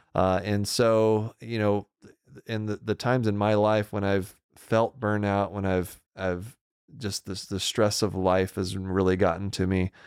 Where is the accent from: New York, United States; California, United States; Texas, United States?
Texas, United States; Deer Park; moved away; I grew up in Deer Park, Texas